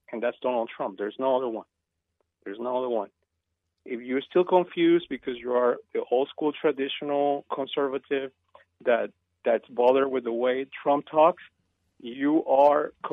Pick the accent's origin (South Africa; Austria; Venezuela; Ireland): Venezuela; now in United States; And as you know, I come from Venezuela. You think that what's going on is bad?